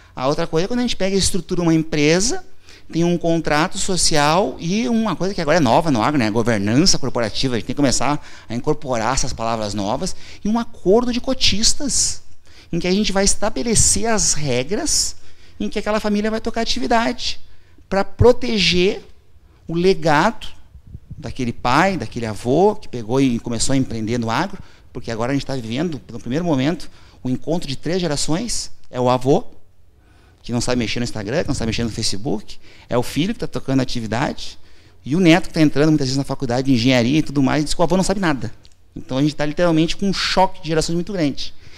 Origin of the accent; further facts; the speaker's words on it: Porto Alegre, Rio Grande do Sul, Brazil; now in Passo Fundo, Brazil; eu nasci em Porto Alegre, as pessoas não acreditam, e fui para Passo Fundo.